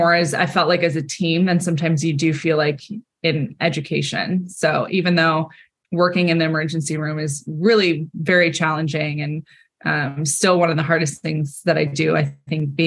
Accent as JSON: {"language": "English", "region": "California", "country": "United States", "tie": "born or raised there", "said": "I grew up in California to a family"}